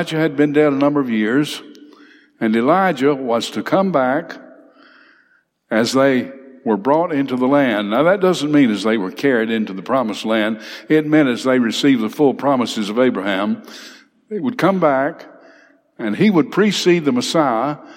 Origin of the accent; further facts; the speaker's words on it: Big Cove, Alabama, United States; I grew up in Big Cove